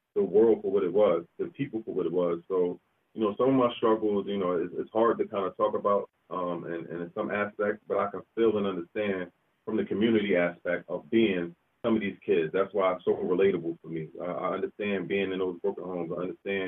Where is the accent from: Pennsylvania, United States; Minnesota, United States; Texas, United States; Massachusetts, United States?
Pennsylvania, United States; Philadelphia; from Philadelphia, Pennsylvania